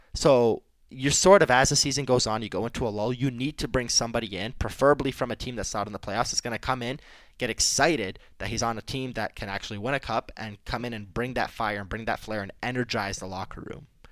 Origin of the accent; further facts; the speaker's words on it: Detroit, Michigan, United States; growing up in Detroit